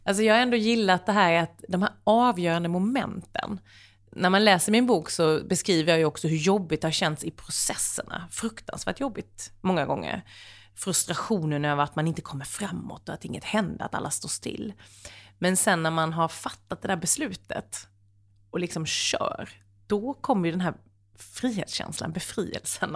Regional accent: Sweden; jag är ju ändå svensk

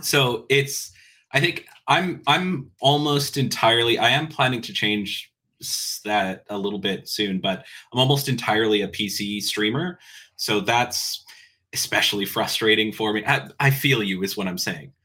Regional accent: Canada; I have enjoyed being Canadian ever since

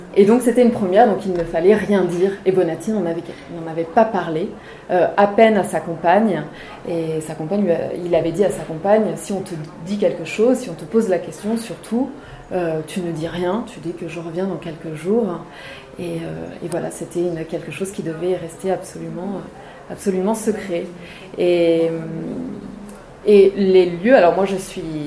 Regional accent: Maurienne, Auvergne-Rhône-Alpes, France; moved away; j'ai passé mon enfance en Maurienne

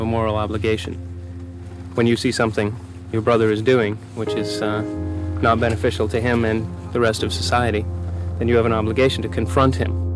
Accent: New Hampshire, United States; I hail from New Hampshire

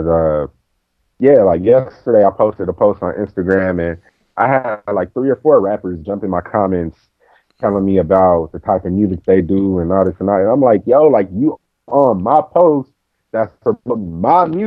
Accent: Compton, California, United States; I'm from Compton. Coming from Compton

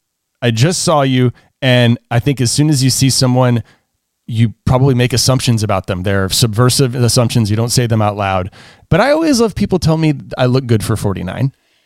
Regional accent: the South, United States; I'm a Southerner

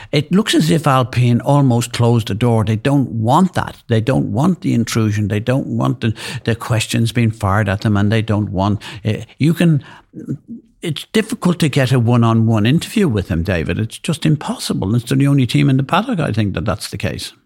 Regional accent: Ireland; being Irish

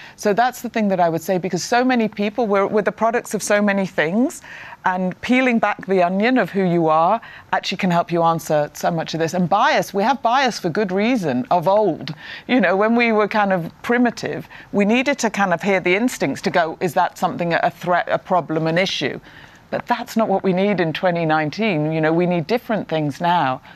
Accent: Prestwich, North West England, United Kingdom; I grew up in the north of England uh, in Prestwich, Manchester

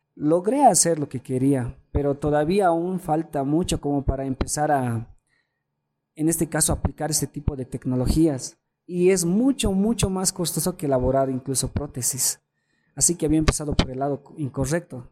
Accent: Bolivia; como bolivianos

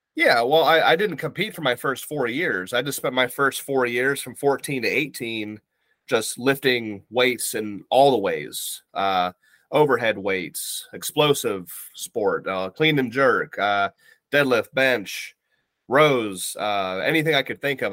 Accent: Ohio, United States; now in Virginia, United States; I currently reside in Virginia, here in the states on the East Coast. Um, I'm originally from Ohio

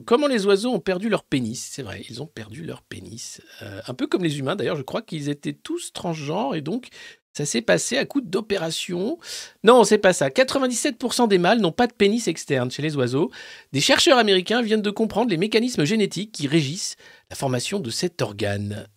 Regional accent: France; tous en tant que Français

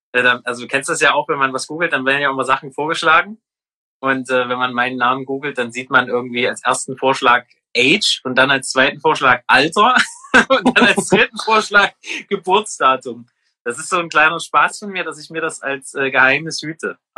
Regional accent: Halle, Saxony-Anhalt, Germany; Ich bin in Halle geboren tatsächlich. Also ich habe es noch nicht weit geschafft

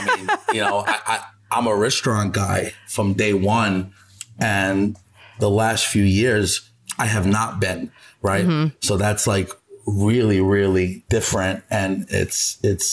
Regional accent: New York City, New York, United States; also born or lived in Ponza, Italy; growing up in the Bronx, you know, being there with my two, you know, technically off the boat Italian parents

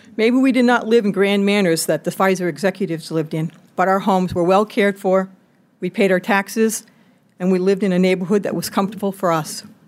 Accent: New London, Connecticut, United States; my hometown, New London, Connecticut

